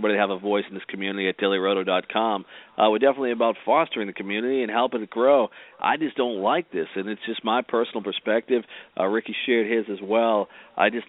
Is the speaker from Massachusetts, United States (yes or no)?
yes; Massachusetts, United States; I'm from Massachusetts.